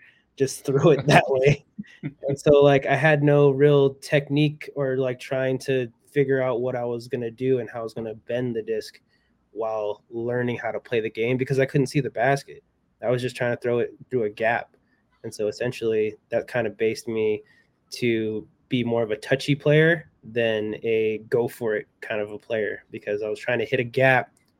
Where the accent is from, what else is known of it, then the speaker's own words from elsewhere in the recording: California, United States; I grew up playing in the Redwood Curtain, but I learned how to play in the Redwood Curtain, and that was in Humboldt County.